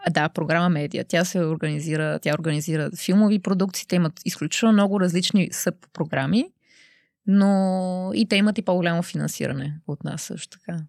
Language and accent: Bulgarian; Bulgaria; moved away as an adult; now in Brussels, Belgium